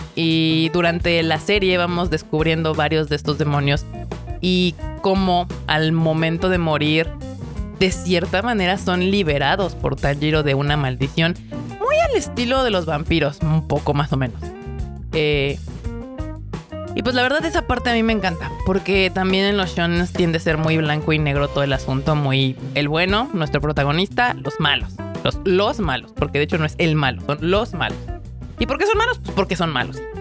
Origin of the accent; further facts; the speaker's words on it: Mexico; los que somos mexicanos